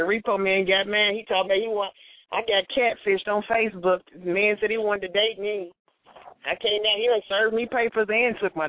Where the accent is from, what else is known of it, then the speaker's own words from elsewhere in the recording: Louisville, Kentucky, United States; moved away as an adult; now in Atlanta, United States; I'm from Louisville, Kentucky.